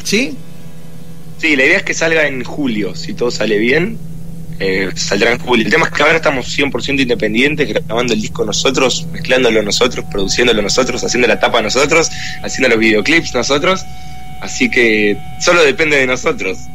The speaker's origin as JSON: {"language": "Spanish", "country": "Argentina"}